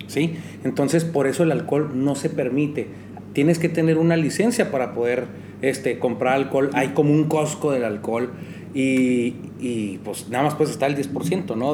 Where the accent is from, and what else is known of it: Mexico